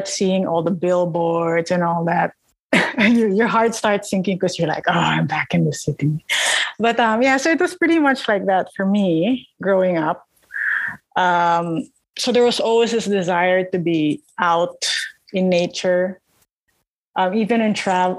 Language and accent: English; Parañaque, Metro Manila, Philippines; I grew up in Manila, suburban gal.